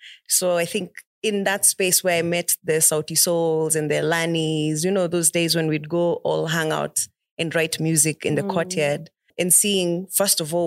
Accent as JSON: {"language": "English", "region": "Nairobi", "country": "Kenya", "tie": "born or raised there", "said": "I'm from Buru, East Lands."}